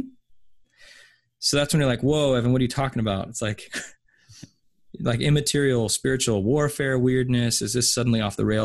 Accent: United States; I'm an American

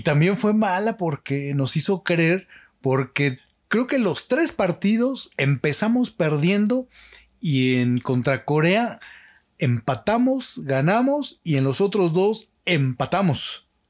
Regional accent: Mexico; nosotros los mexicanos no somos altos

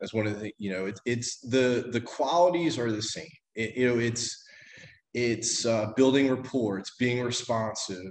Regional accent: Philadelphia, Pennsylvania, United States; moved away as an adult; also born or lived in Miami, Florida; I'm from the Philadelphia area, so I'm a Northeastern guy

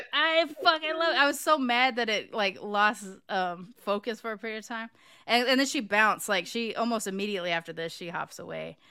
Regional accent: California, United States; moved away as an adult; also born or lived in Los Angeles; now in Texas, United States; as a Californian

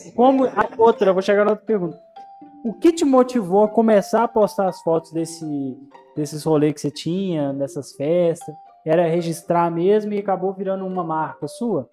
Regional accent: Minas Gerais, Brazil; accent: mineiro; eu sou de Minas

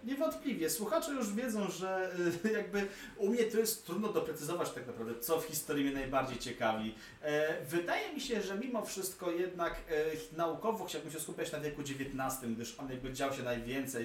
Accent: Warsaw, Masovian Voivodeship, Poland; jestem rodowitym warszawiakiem

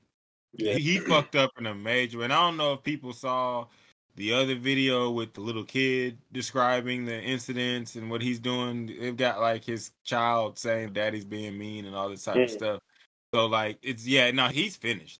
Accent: Texas, United States; I'm from Texas

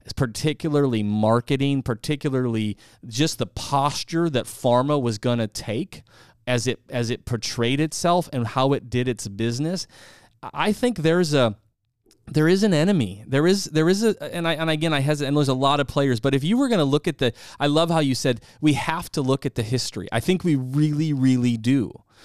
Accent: South Dakota, United States; moved away; I'm originally from the Midwest, South Dakota

